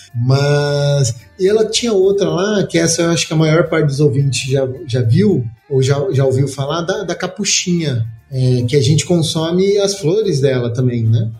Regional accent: São Paulo, Brazil; moved away; also born or lived in Minas Gerais; eu sou paulista

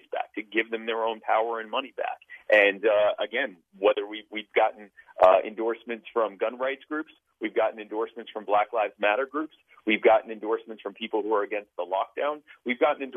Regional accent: Myrtle Beach, South Carolina, United States; born or raised there; also born or lived in Baltimore, Maryland

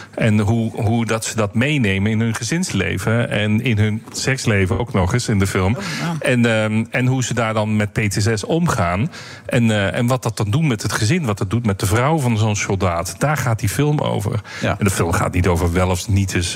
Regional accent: Netherlands; wij als Nederlanders

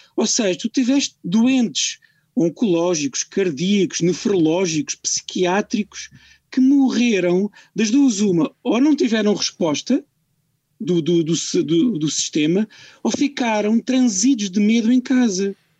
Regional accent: Portugal; eu exijo, como português

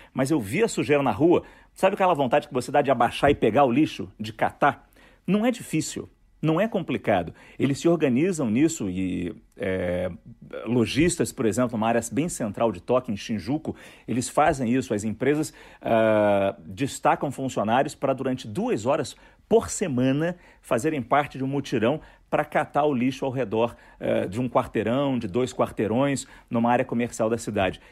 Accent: Rio de Janeiro, Brazil; moved away as an adult; also born or lived in Japan; A gente é do Rio de Janeiro, então a gente sentia muita saudade do Rio

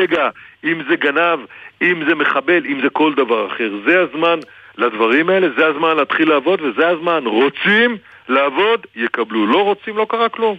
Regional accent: the North, Northern Israel, Israel; וגדלתי בצפון

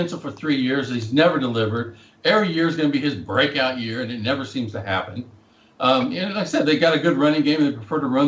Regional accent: Whitehouse, Texas, United States; he played high school football at my hometown

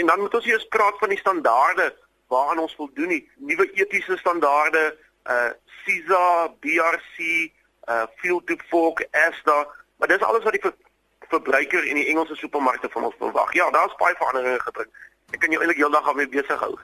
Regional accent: South Africa; also born or lived in Stellenbosch; ons Afrikaners

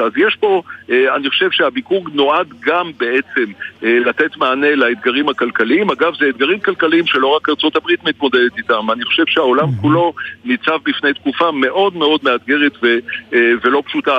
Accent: Israel

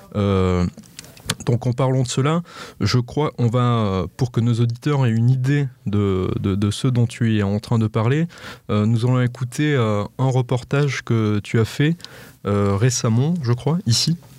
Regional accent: France; chez nous en France

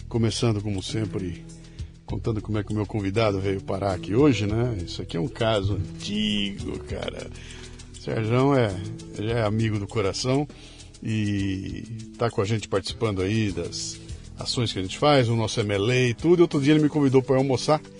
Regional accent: Santo André, São Paulo, Brazil; Eu nasci em Santo André. Tá lá no, tá lá no ABC? no ABC

